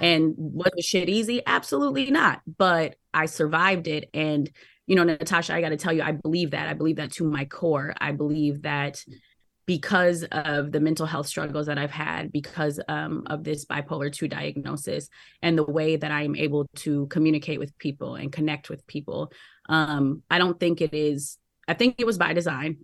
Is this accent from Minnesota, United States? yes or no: yes; Minneapolis, Minnesota, United States; I'm from Minneapolis